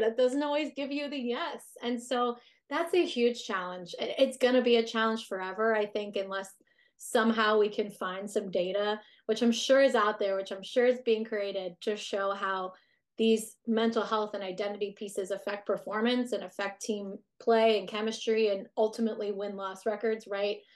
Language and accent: English; United States; we are very work centric as an American society